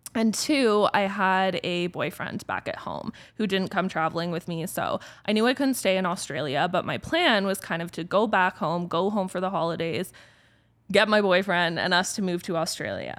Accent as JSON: {"language": "English", "town": "Orangeville", "region": "Ontario", "country": "Canada", "tie": "born or raised there", "also_born_or_lived": "Toronto", "moved": "as an adult", "lives_now": "Calgary, Canada", "said": "this was how I was growing up in Orangeville"}